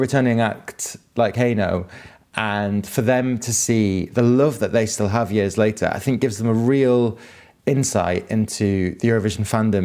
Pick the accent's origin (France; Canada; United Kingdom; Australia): United Kingdom; Manchester, North West England; also born or lived in Ireland; I grew up in Manchester